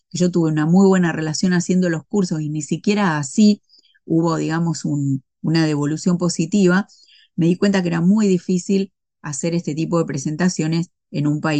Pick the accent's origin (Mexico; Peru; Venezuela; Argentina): Argentina; no, no, pero viste cómo somos las argentinas.